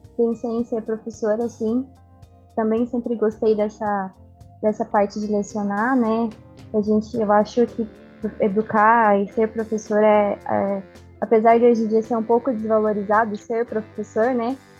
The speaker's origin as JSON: {"language": "Portuguese", "area": "Arapoti", "region": "northern Paraná", "country": "Brazil", "moved": "as an adult", "lives_now": "Irati, Brazil", "said": "eu sou do, de Araputi, né, de uma cidade do norte do Paraná. Então eu vim para para cá"}